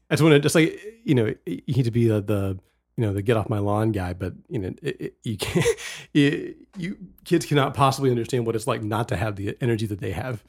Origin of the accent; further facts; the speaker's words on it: West Virginia, United States; also born or lived in Fort Worth, Texas; I was born in Texas and grew up in West Virginia.